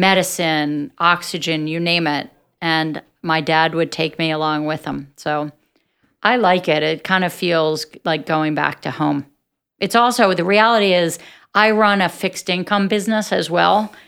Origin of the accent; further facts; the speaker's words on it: Atlantic City, New Jersey, United States; I'm from Atlantic City, and I grew up in a very entrepreneurial environment